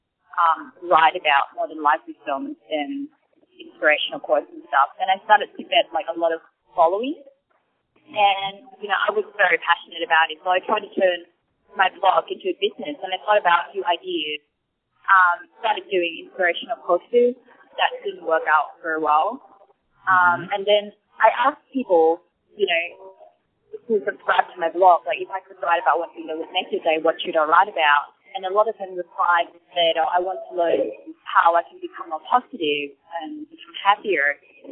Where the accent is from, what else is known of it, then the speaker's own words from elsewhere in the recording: Bangkok, Thailand; now in Sydney, Australia; I actually live in Sydney, but my hometown is Bangkok, so I come back here very often.